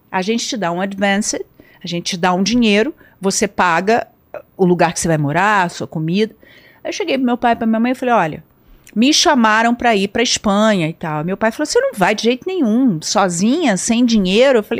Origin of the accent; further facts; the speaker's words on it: Brazil; eu, tô, eu sou brasileira, eu gostaria de ir para aí e tal.